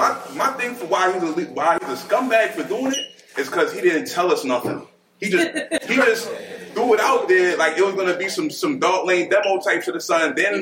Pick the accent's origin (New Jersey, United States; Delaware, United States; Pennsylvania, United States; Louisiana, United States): New Jersey, United States; I'm from Jersey.